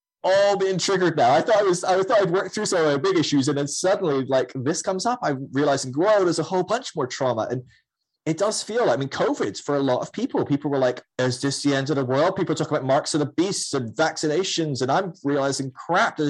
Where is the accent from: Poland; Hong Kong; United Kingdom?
United Kingdom; Scotland; I'm Scottish